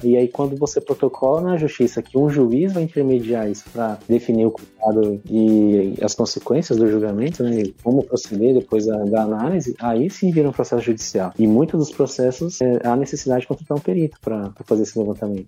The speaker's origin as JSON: {"language": "Portuguese", "town": "Campo Grande", "region": "Mato Grosso do Sul", "country": "Brazil", "moved": "as an adult", "lives_now": "Foz do Iguaçu, Brazil", "said": "sou campo-grandense, atualmente moro aqui em Foz do Iguaçu"}